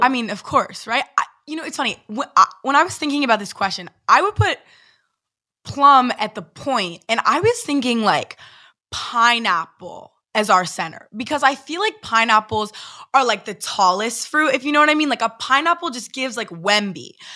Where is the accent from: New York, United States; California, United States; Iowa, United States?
California, United States; Los Angeles; I'm an LA girl